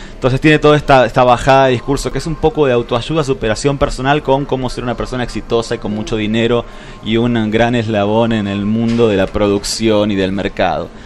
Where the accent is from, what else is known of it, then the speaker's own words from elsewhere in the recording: Buenos Aires, Argentina; moved away; yo nací en Buenos Aires, pero me siento patagónico